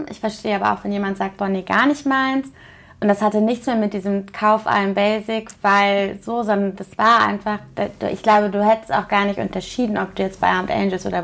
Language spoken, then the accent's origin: German; Cologne, North Rhine-Westphalia, Germany; Also wie gesagt, ich komme ja aus Köln